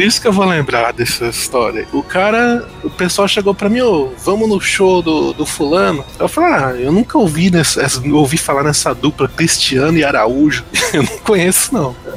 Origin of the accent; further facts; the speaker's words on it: Sumaré, São Paulo, Brazil; eu venho de uma terra longínqua chamada Sumaré, onde o sol bate mais forte e a galera aqui é tudo louca